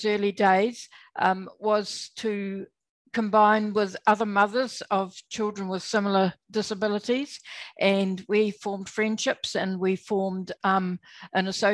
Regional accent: New Zealand; now in Australia; I was born in New Zealand. I'm still a Kiwi.

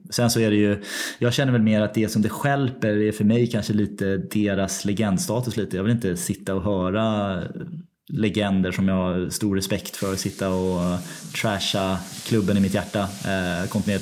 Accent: London, United Kingdom; Det är min hemstad. Men är, jag är ju en östra London-kille

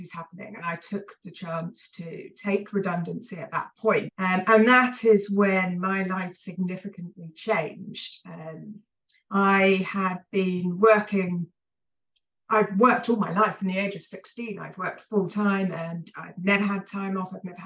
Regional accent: Hampshire, South East England, United Kingdom; moved away as an adult; now in Edinburgh, United Kingdom; I grew up in the home counties of England in Hampshire along the south coast, and ended up in Scotland.

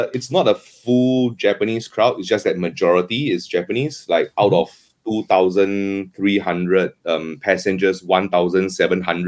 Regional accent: Singapore; Singapore kara kimashita. I come from Singapore.

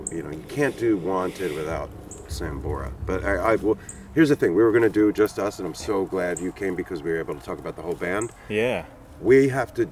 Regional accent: New Jersey, United States; I'm from Jersey. I represent

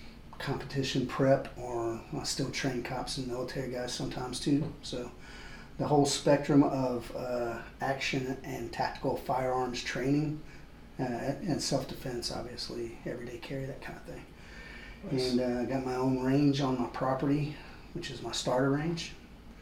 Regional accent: Georgia, United States; moved away as an adult; also born or lived in Colorado Springs, Colorado; I'm from Georgia, and my mom and dad and grandma, mother-in-law, they're all here

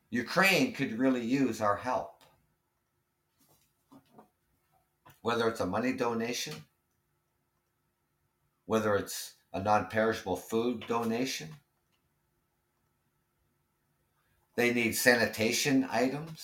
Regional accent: Ontario, Canada; I am Canadian and I am from Ontario, Canada.

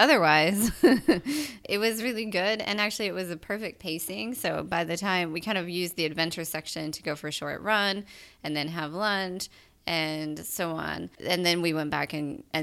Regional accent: United States; we're both American.

